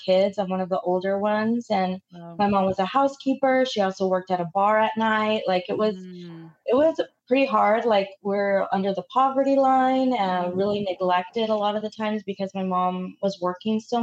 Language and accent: English; Dallas, Texas, United States; also born or lived in Mexico City; I grew up in Oak Cliff